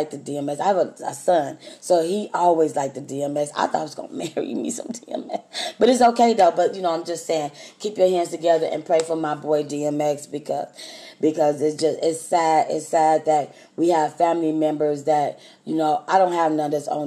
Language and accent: English; Texas, United States; I'm from Texas